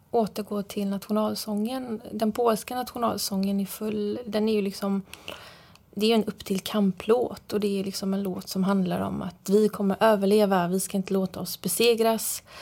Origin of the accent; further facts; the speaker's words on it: Frillesås, Halland County, Sweden; hur jag upplevde min barndom i Sverige. Hur livet såg ut helt enkelt som, som barn i Sverige